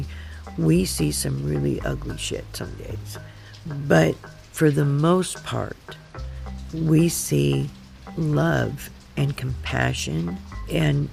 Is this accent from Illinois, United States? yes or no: no; Seattle, Washington, United States; born or raised there; also born or lived in Oakland, California